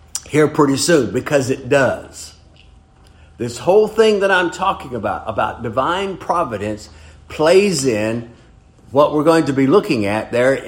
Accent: Brewton, Alabama, United States; I was born in Brewton, Alabama

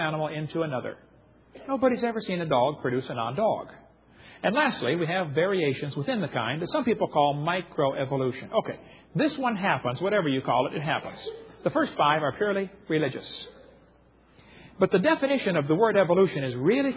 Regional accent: Illinois, United States; I grew up in Illinois, corn country

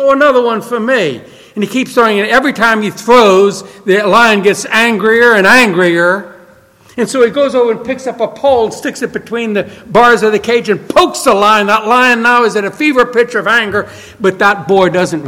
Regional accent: New Orleans, Louisiana, United States; I grew up in New Orleans

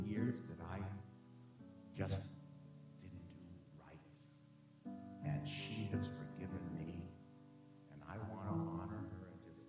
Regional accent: Cleveland, Ohio, United States; moved away; also born or lived in New York City; I'm from Cleveland

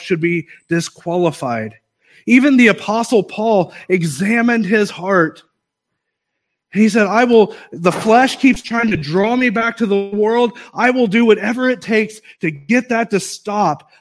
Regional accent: United States; I am an American

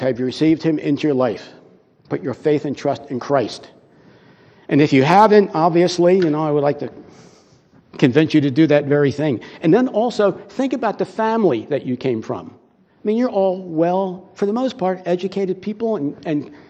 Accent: United States; we're American citizens

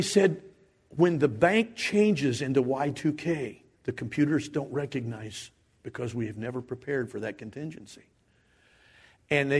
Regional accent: Dayton, Ohio, United States; I grew up in the Dayton area

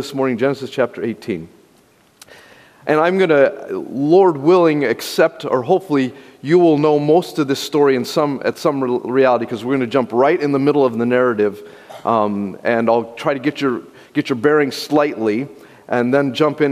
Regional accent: Durango, Colorado, United States; moved away; also born or lived in Denver, Colorado / Texas; I was born in Denver, grew up really actually in Durango, Colorado

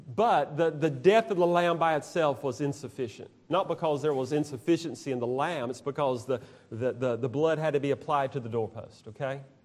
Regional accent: Georgia, United States; now in Alabama, United States; I'm from Georgia

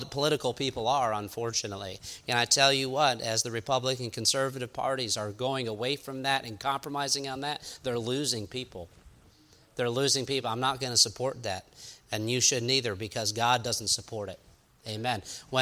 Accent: New York, United States; I'm from New York

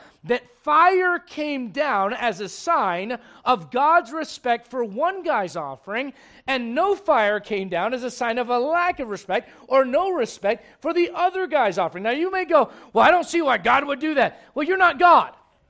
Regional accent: Berlin, Germany; now in Colorado, United States; I was born in Berlin, Germany, but I call Colorado home.

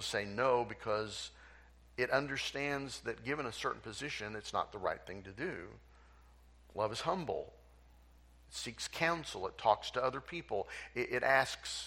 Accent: Tulsa, Oklahoma, United States; moved away as an adult; I was raised in Tulsa. Grew up in Tulsa. Went to Tulsa schools, went to Will Rogers High School, went to University of Tulsa. I am Tulsa bred and born

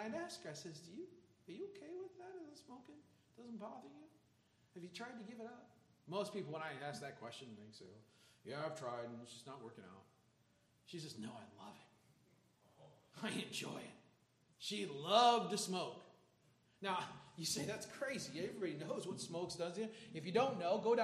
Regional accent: Chicago, Illinois, United States; growing up in Chicago

